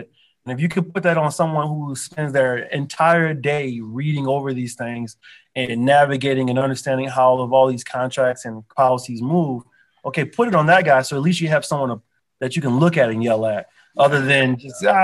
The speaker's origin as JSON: {"language": "English", "town": "Philadelphia", "region": "Pennsylvania", "country": "United States", "tie": "born or raised there", "moved": "yes", "lives_now": "Southwest Florida, United States", "said": "I'm actually from Philadelphia. And I was born, I'm from Philly."}